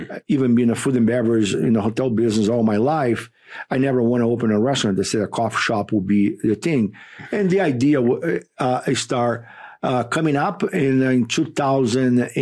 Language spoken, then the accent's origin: English; Rio de Janeiro, Brazil; English is a second language; moved away as an adult; now in United States; I was born and raised in Rio de Janeiro, Brazil